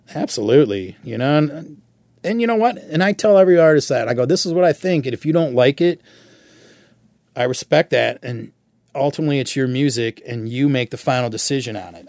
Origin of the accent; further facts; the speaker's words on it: Michigan, United States; growing up in Michigan